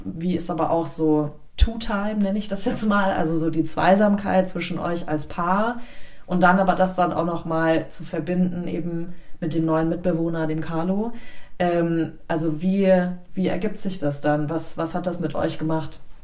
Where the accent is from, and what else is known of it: Germany